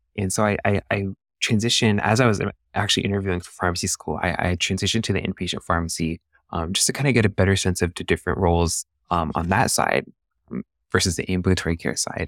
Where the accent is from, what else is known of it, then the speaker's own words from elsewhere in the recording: San Diego, California, United States; I'm a San Diego native, so I was born and raised here in San Diego